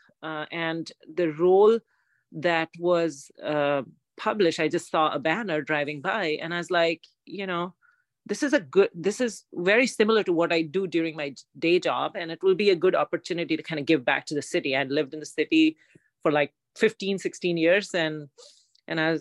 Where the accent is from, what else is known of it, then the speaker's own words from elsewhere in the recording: India; moved away as an adult; now in Foster City, United States; I'm an immigrant from India